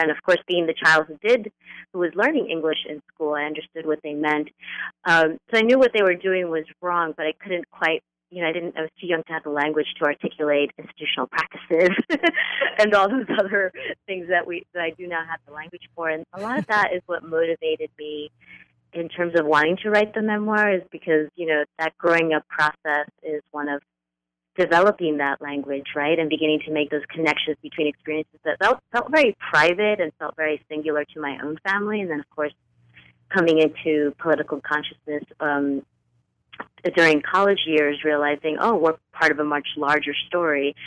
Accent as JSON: {"language": "English", "region": "northern New Jersey", "country": "United States", "tie": "born or raised there", "said": "grew up in um, in a home where my dad is from Cuba, my mother's from Colombia, and we grew up in a small working class community just outside of New York City, so that little corner of northern New Jersey"}